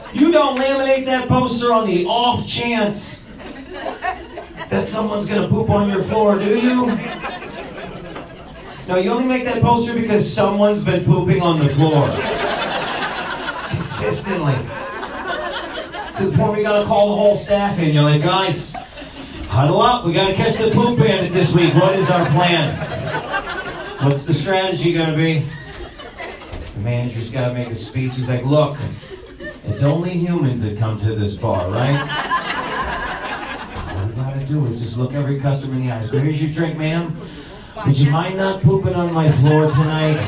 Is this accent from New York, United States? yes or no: yes; New York, United States; moved away; I'm from New York